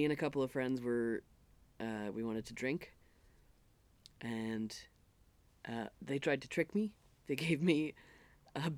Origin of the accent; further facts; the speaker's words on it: Canada; I was from Canada